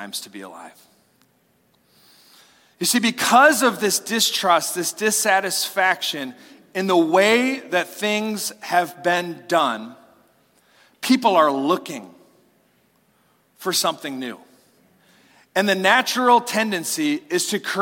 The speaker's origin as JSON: {"language": "English", "country": "United States", "said": "as an American"}